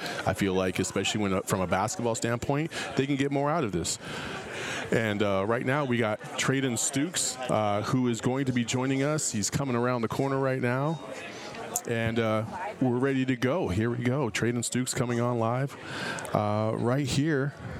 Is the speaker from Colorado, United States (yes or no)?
no; Tempe, Arizona, United States; I'm born and raised in Arizona myself